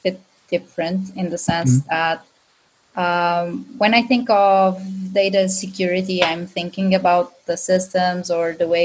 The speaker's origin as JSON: {"language": "English", "region": "Azores", "country": "Portugal", "tie": "born or raised there", "second_language": "English", "moved": "yes", "lives_now": "Lisbon, Portugal", "said": "I am Portuguese, and I've born in a small but amazing island from Azores."}